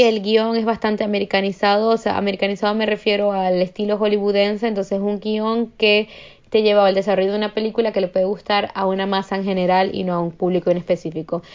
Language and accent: Spanish; Maracaibo, Zulia, Venezuela; now in Paris, France; vengo de Maracaibo, usamos la palabra mardito para todo y vergación para todo